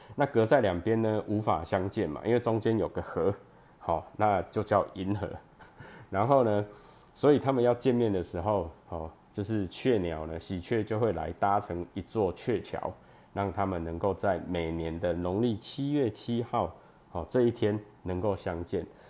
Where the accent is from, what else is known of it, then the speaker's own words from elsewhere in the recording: Chiayi, Chiayi City, Taiwan; moved away as an adult; also born or lived in Changhua; now in Taichung, Taiwan; 我本身是嘉义人，哦，然后呢，求学的过程呢，哦，高中以前都在嘉义，然后大学在彰化，那研究所的时候呢，又回到嘉义，然后当兵跟工作就都在台中，哦，那我以前是，我大学是念电机，哦，电机系，然后呢，研究所是念光电